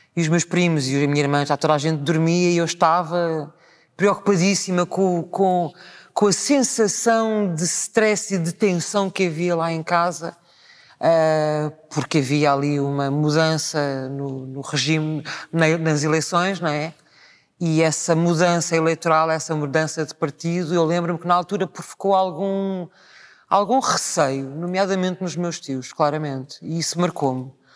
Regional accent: Lisbon, Portugal; do bairro onde eu nasci, na Graça, em São Vicente

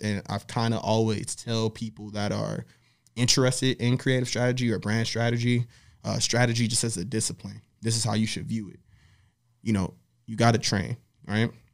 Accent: Miami, Florida, United States; also born or lived in Opelika; now in Los Angeles, United States; I'm from Miami, Florida

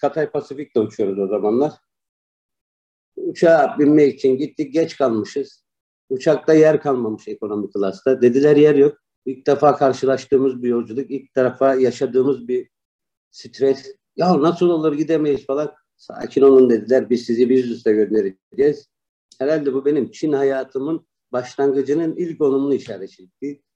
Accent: Istanbul, Turkey; moved away as an adult; also born or lived in Malatya; now in China; 1971 İstanbul doğumluyum. Aslen Malatyalıyım öğrenim hayatımı İstanbul'da tamamladım.

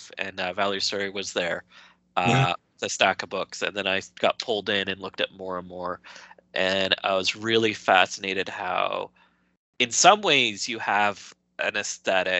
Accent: Vancouver, British Columbia, Canada; I'm from Vancouver

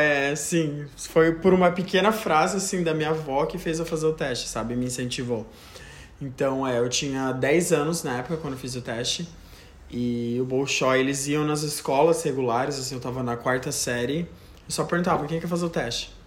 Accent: Joinville, Santa Catarina, Brazil; now in United States; eu sou natural de Joinville, Santa Catarina

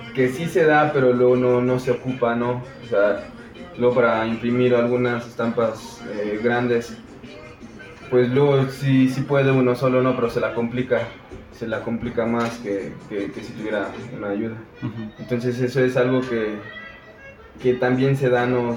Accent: Matehuala, San Luis Potosí, Mexico; moved away; de Matehuala, San Luis Potosí. Eh, es la parte norte de San Luis Potosí

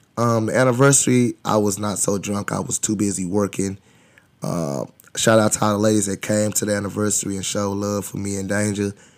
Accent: United States; I'm from Highland Hills.

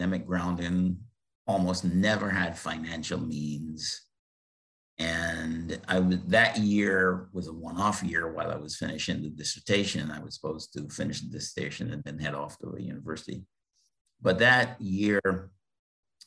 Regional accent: Barbados; moved away as an adult; also born or lived in Bethlehem, Pennsylvania, United States; I was born in Barbados in the Caribbean

